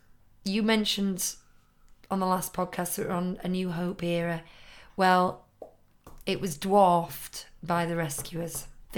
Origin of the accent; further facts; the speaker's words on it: United Kingdom; As a British person, I'll never get over you pronouncing Bernard as Bernard.